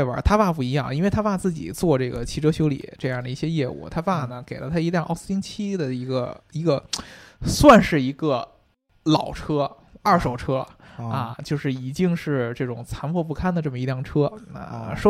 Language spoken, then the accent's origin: Chinese; United Kingdom; 就不止我们英国人，像法拉利啊什么的，